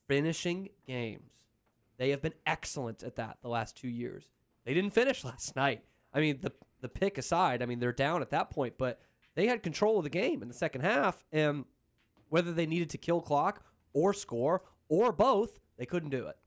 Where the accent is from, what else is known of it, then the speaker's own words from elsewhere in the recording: Boston, Massachusetts, United States; now in Texas, United States; I grew up in Boston.